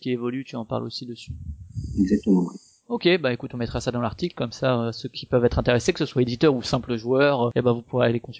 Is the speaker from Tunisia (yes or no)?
no; Strasbourg, Grand Est, France; comme moi je suis de Strasbourg aussi et que je passe souvent effectivement à la boutique